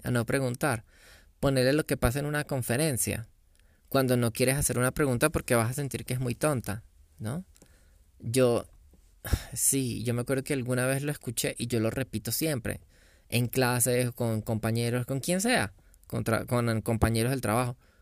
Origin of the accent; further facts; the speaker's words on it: Venezuela; yo soy venezolano